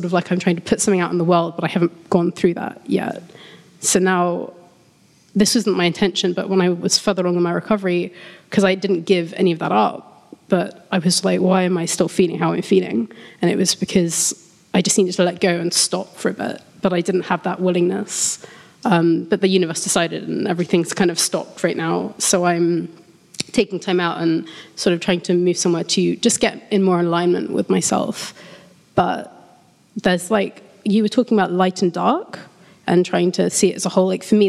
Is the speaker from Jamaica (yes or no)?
no; London, United Kingdom; from London.